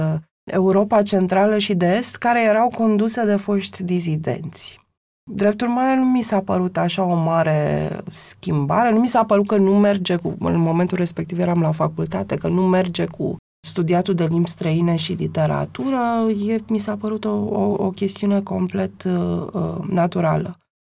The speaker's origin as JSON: {"language": "Romanian", "region": "Transylvania", "country": "Romania", "said": "sunt și ardeleancă"}